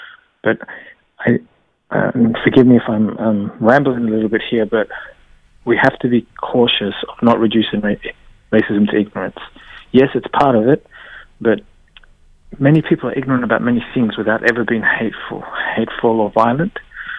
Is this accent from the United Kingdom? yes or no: no; Australia; This begins to be more, as I say, psychologically stitched to my sense of identity as an Australian.